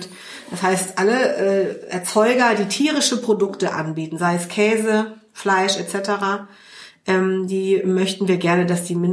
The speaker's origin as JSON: {"language": "German", "town": "Cologne", "region": "North Rhine-Westphalia", "country": "Germany", "tie": "born or raised there", "said": "Also ich bin äh, hier groß geworden, äh, bin seit meinem zweiten Lebensjahr Nippes, äh, gebürtige Kölnerin."}